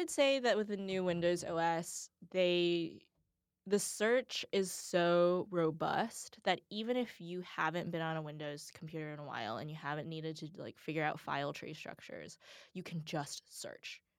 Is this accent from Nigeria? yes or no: no; the South, United States; I'm from the South